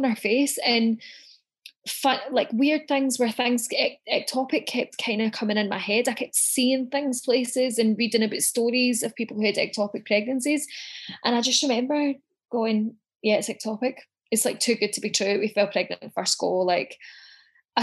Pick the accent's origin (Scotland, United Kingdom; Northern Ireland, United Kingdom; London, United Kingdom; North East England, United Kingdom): Scotland, United Kingdom; now in Melbourne, Australia; I'm originally from Scotland